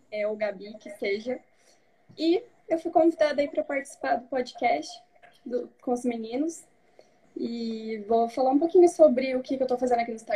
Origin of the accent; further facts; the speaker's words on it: Toledo, Paraná, Brazil; Toledo, no oeste do Paraná.